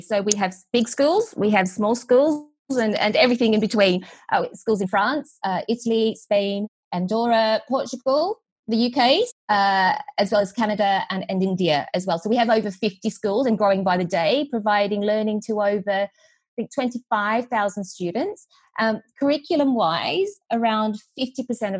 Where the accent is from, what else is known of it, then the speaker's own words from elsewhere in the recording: Australia; accent: Australian twang; moved away; also born or lived in Vietnam / Sydney, Australia; So I was born in Vietnam, and I moved to Australia when I was four. So you can detect, I'm sure, my Australian twang.